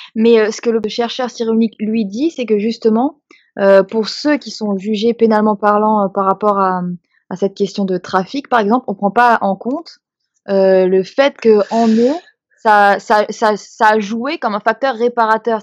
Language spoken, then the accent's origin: French; Strasbourg, Grand Est, France; Moi, j'ai grandi à Strasbourg